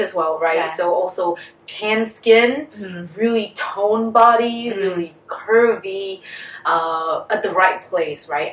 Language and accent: English; Vietnam; also born or lived in United States; as Vietnamese women uh, born and raised in Vietnam